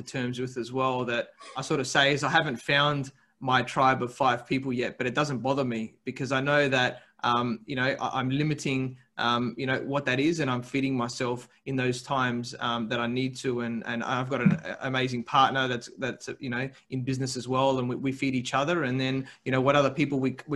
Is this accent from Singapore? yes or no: no; Adelaide, South Australia, Australia; moved away as an adult; now in Sydney, Australia; I grew up in Adelaide in South Australia, right? And my company wanted me to move to Sydney